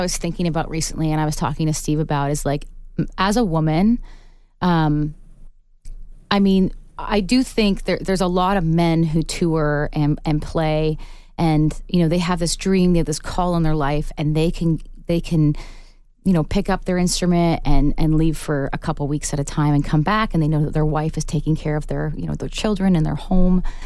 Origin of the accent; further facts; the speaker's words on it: Canada; as a Canadian artist